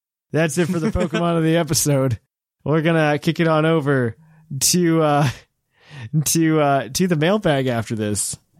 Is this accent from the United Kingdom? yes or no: yes; United Kingdom; But the most enjoyable part for me, being a Brit, is the overall theme of the game and towns all felt like Britain from the first little village to Winden.